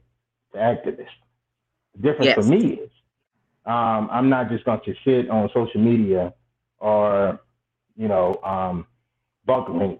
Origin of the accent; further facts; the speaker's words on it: Atlanta, Georgia, United States; also born or lived in Brooklyn, New York; I was born in Atlanta, Georgia, between Atlanta and Brooklyn, New York